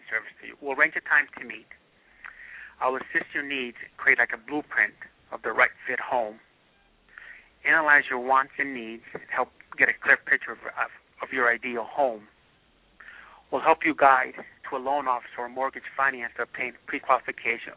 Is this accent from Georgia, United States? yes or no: no; Hartford, Connecticut, United States; I grew up in Hartford, Connecticut